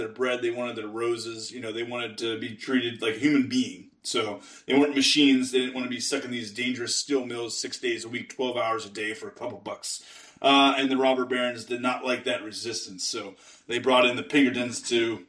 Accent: Western Pennsylvania, United States; I'm from Western Pennsylvania

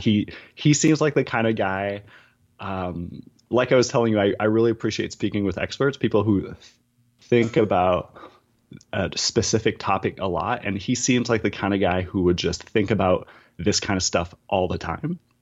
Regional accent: New Brunswick, Canada; now in Toronto, Canada; I'm currently based in Toronto, but I, I am Acadian. So I'm a Francophone from New Brunswick

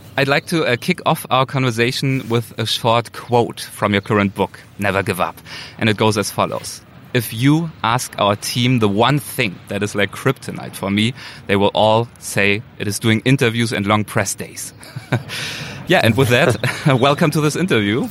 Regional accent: Germany; moved away as an adult; now in Los Angeles, United States; probably my accent gives me away. So I am originally from Germany, um, but I've been here for two years now in the US

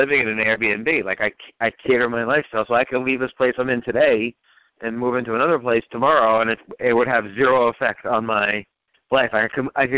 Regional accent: New Jersey, United States; also born or lived in Manhattan, New York; I was born in Manhattan, but then when I was little, we moved to New Jersey.

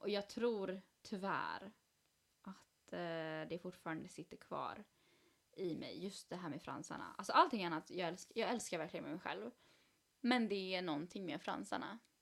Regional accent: Sweden; jag är född i Sverige

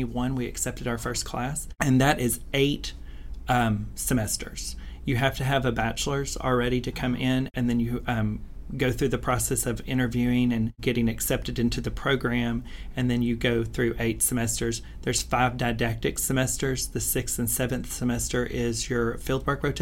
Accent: Spanish Fort, Alabama, United States; now in Birmingham, United States; I'm from Spanish Fort, Alabama

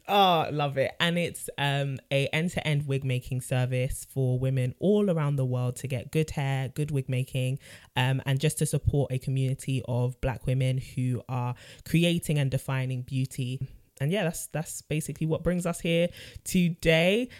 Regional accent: London, United Kingdom; born and raised in North London too

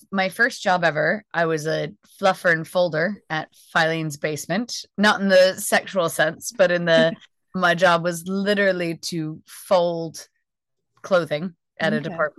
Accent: United States; I'm American

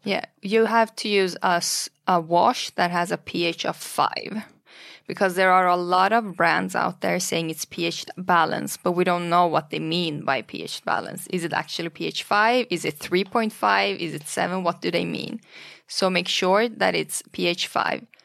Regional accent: Stockholm, Stockholm County, Sweden; also born or lived in Iran; I was born in Iran during the Iran and Iraq War in the eighties. And then my parents fled to Sweden due to the war and due to political reasons. So we grew up in Sweden, in Stockholm

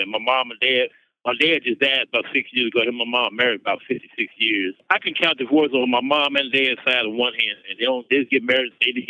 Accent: Kansas, United States; born or raised there

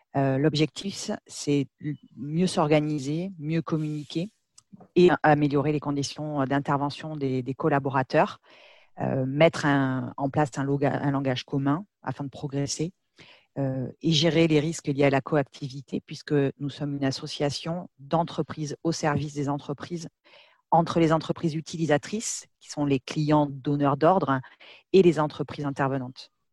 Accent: Bordeaux, Nouvelle-Aquitaine, France; je suis de Bordeaux, donc voilà, nos, bureaux sont, là-bas

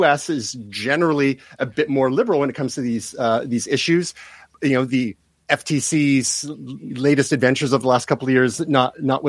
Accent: Canada; I'm from Canada

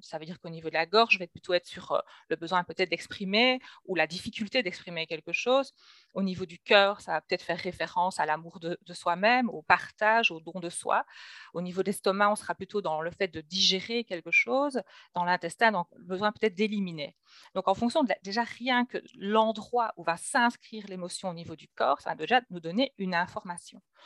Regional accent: Belgium; je reçois donc en Belgique, hein, puisque je suis belge

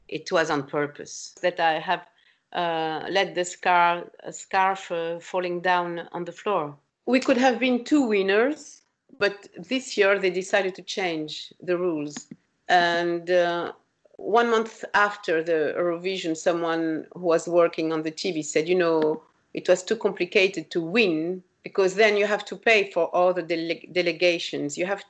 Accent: France; English is a second language; because I grew up in France

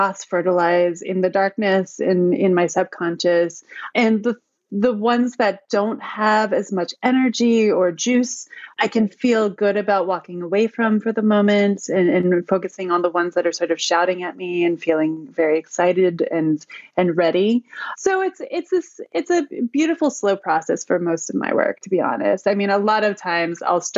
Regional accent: Cooperstown, New York, United States; I'm from Cooperstown, New York. It's a tiny little town in upstate New York

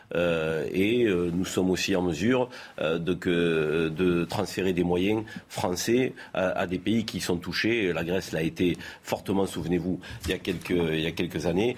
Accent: Vaucluse, Provence-Alpes-Côte d'Azur, France; nous sommes natifs du Vaucluse

